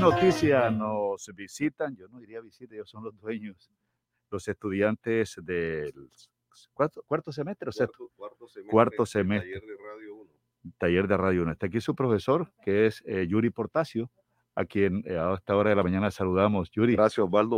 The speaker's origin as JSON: {"language": "Spanish", "town": "Troncosito", "region": "Magdalena", "country": "Colombia", "moved": "as an adult", "lives_now": "Barranquilla, Colombia", "said": "Troncosito, mi pueblo, en el sur del Magdalena"}